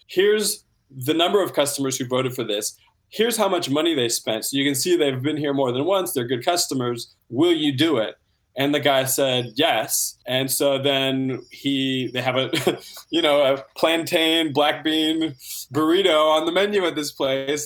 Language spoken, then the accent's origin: English; Santa Rosa, California, United States; Yeah, so I grew up in Santa Rosa, California, in the wine country